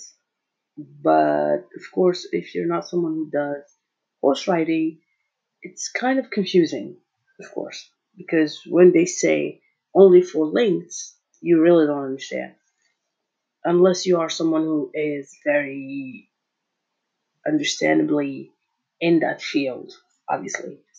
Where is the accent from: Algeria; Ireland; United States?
Algeria; I'm from Algeria, so I'm African